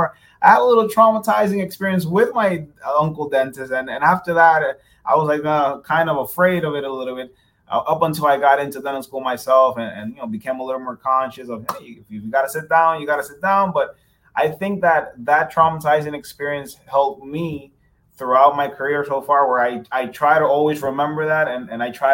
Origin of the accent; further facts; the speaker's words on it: Dominican Republic; moved away as an adult; also born or lived in New York, United States; now in Pembroke Pines, United States; We're originally from Dominican Republic